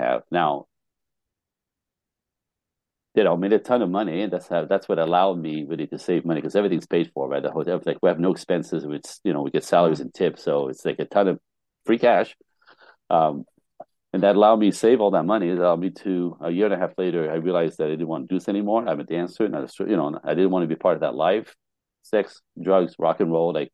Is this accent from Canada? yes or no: yes; Canada; I'm Canadian